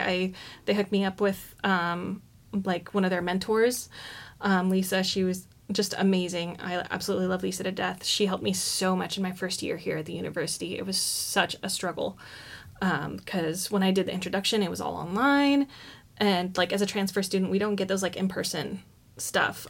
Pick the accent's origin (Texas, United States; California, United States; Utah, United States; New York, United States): California, United States; Oroville; moved away as an adult; now in Eugene, United States; I grew up in Orville, California